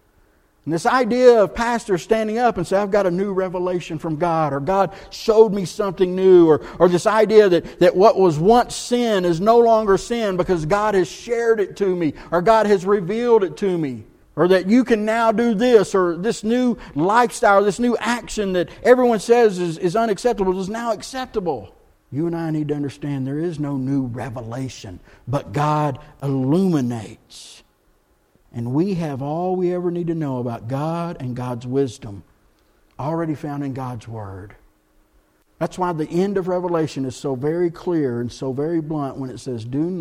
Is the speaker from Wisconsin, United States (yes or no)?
no; Texas, United States; moved away as an adult; now in Blowing Rock, United States; I'm from Texas